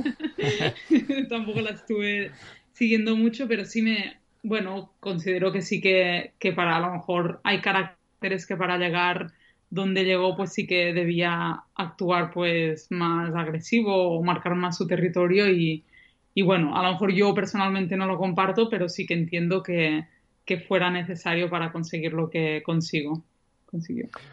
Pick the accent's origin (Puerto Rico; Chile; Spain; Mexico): Spain; Banyoles, Catalonia; en Bañolas, en mi pueblo